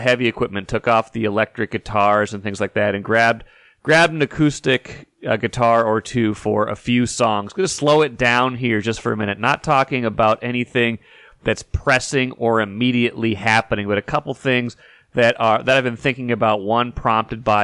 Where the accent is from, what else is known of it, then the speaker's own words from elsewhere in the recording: North Dakota, United States; I was, you know, 8, 9, 10 years old growing up in North Dakota